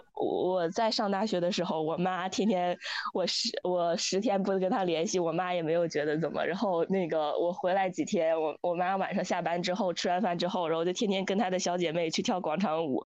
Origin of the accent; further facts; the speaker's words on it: Dalian, Liaoning, China; 然后之前我说我是北方人